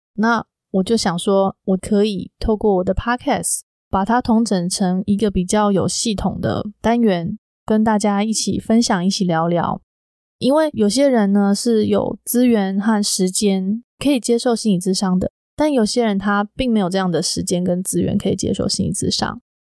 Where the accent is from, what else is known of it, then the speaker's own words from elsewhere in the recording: Taiwan; moved away as an adult; now in Silicon Valley, United States; 我是在我的家乡台湾录制的